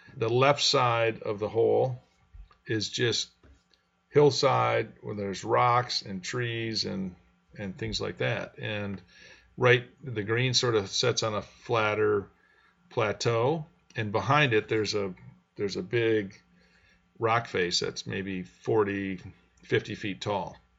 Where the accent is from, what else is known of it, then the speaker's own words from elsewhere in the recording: Grand Rapids, Michigan, United States; I grew up in Grand Rapids, and this is kind of on the west side. I was on the east side of Grand Rapids